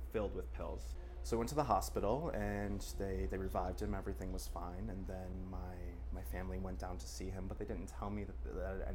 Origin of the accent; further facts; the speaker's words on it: Jackson, Michigan, United States; now in Paris, France; I grew up in Jackson, Michigan